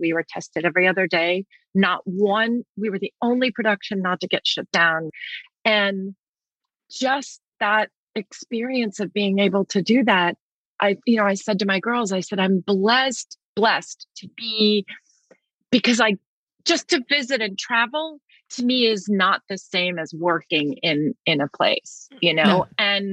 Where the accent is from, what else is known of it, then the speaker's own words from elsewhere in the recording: New York City, New York, United States; born in Manhattan